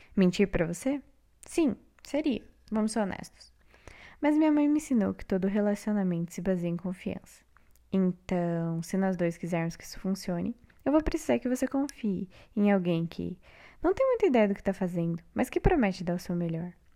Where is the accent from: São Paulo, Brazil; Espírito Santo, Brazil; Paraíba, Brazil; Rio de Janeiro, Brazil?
São Paulo, Brazil; moved away as an adult; now in Paraná, Brazil; Eu nasci em São Paulo